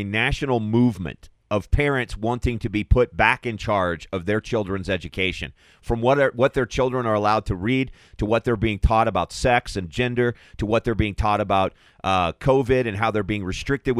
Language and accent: English; Kentucky, United States; moved away as an adult; also born or lived in Louisville / Colorado; now in Denver, United States; once a Kentucky boy, always a Kentucky boy. So I pay very close attention to what's happening in my home state